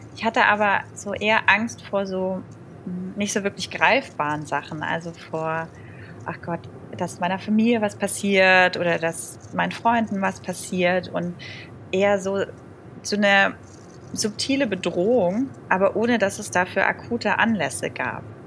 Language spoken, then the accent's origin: German; around Stuttgart, Baden-Württemberg, Germany; ich komme ja aus der Ecke, also rund um Stuttgart